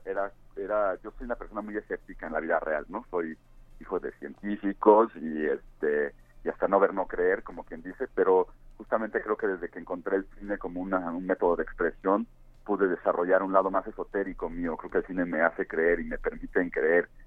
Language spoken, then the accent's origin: Spanish; Cuernavaca, Morelos, Mexico; en Cuernavaca, que es de donde soy yo